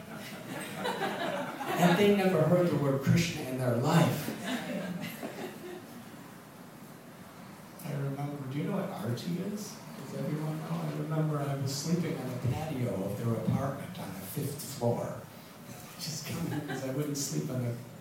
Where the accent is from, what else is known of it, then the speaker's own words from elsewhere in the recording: Highland Park, Illinois, United States; moved away as an adult; also born or lived in Chicago; now in India; when you're brought up in the Midwest